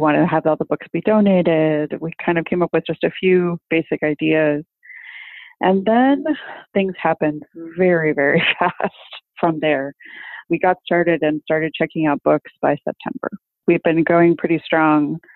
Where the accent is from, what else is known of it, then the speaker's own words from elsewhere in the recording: Los Angeles, California, United States; I'm from Los Angeles, California.